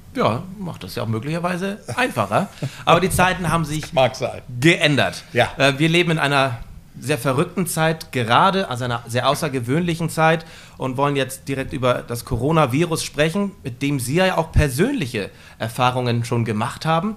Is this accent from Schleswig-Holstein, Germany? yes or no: yes; Flensburg, Schleswig-Holstein, Germany; hier in Flensburg stattfinden, in meiner Heimatstadt